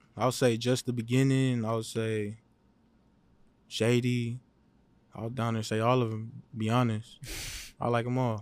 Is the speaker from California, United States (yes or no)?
yes; Los Angeles, California, United States; I was born in Los Angeles. I lived all over Los Angeles.